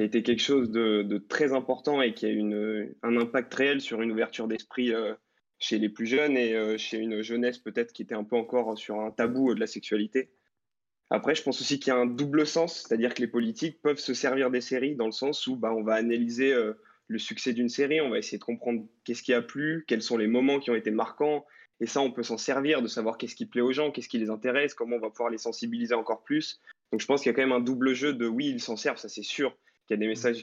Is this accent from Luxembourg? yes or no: yes; Luxembourg; j'ai vingt ans, je viens du Luxembourg